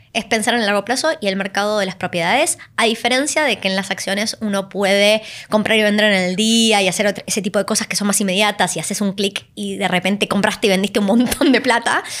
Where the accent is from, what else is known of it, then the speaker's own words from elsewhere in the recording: Argentina; viniendo de un país como Argentina